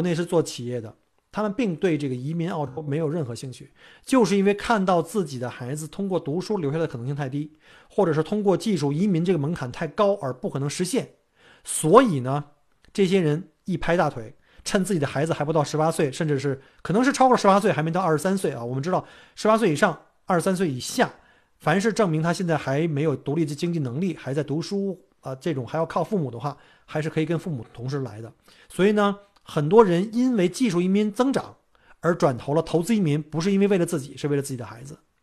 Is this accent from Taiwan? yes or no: no; China; now in Melbourne, Australia; 我们中国人母语根本不是英文